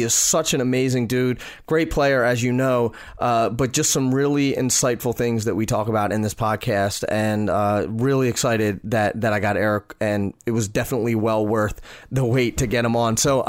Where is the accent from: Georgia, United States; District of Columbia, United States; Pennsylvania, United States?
Pennsylvania, United States; moved away; my home state of Pennsylvania and all these, and, you know, I moved out of it.